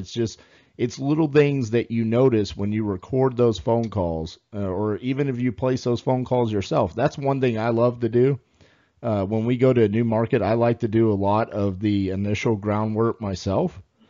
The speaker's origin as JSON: {"language": "English", "region": "Southern United States", "country": "United States", "accent": "Southern", "said": "my Southern accent"}